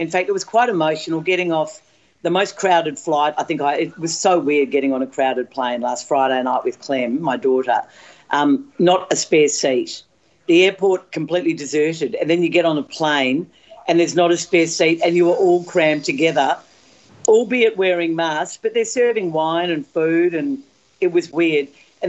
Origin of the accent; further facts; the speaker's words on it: Melbourne, Victoria, Australia; When she heard I was from Melbourne